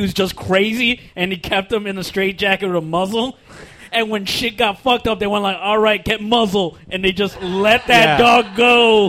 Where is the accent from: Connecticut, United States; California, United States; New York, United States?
New York, United States; New York City; I am from the Bronx, and this is just how we talk.